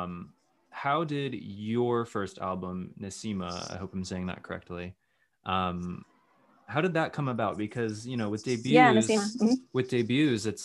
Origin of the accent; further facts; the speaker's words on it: Central Connecticut, United States; Central Connecticut